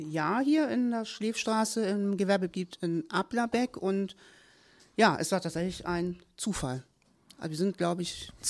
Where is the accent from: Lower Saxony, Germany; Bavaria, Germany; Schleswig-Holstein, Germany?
Schleswig-Holstein, Germany; Kiel; born there; tatsächlich bin ich in Kiel geboren. Ja, war da lange, lange Zeit auch sehr glücklich beheimatet